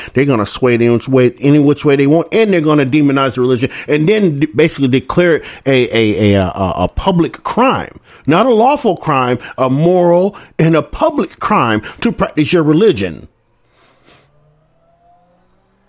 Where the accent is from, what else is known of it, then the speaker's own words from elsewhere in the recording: the South, United States; I'm from the South, y'all. Right? I'm from the South